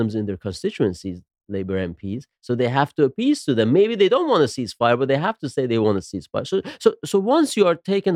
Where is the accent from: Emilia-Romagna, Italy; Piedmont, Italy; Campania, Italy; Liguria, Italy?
Emilia-Romagna, Italy; Bologna; moved away; also born or lived in Rome; I wasn't born in Bologna in Italy, I was born in Rome